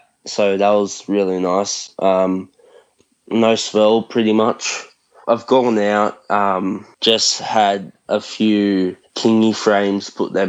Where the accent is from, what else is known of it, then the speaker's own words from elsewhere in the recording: Bulli, New South Wales, Australia; I'm from New South Wales, along the south coast.